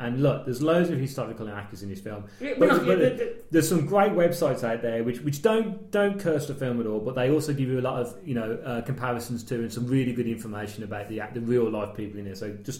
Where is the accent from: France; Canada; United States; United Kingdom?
United Kingdom; Of course, being British, we took no notice of that.